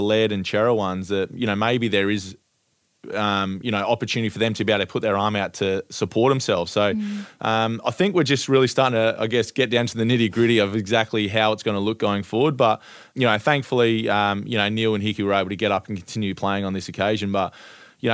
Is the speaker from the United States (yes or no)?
no; Ardrossan, South Australia, Australia; my hometown of Ardrossan on the Eyre Peninsula in South Australia